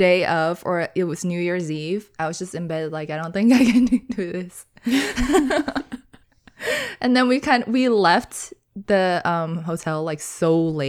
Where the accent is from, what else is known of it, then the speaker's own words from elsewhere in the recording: California, United States; after Vegas, we did go back to California, my home state.